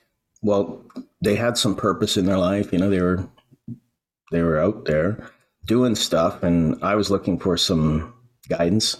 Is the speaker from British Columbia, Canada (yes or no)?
yes; Vancouver Island, British Columbia, Canada; moved away as an adult; also born or lived in Alberta / Edmonton; I grew up on Vancouver Island in a small town in a just Vancouver Island's in British Columbia in Canada